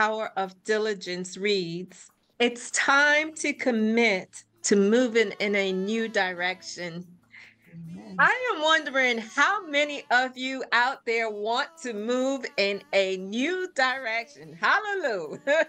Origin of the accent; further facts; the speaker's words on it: New York, United States; I was raised in Brooklyn. So Brooklyn is where I am from.